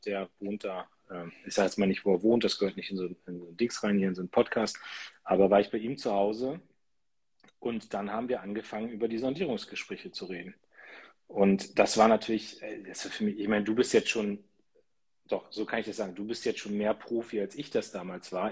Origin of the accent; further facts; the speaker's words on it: Munster, Lower Saxony, Germany; aus meiner Heimatstadt Munster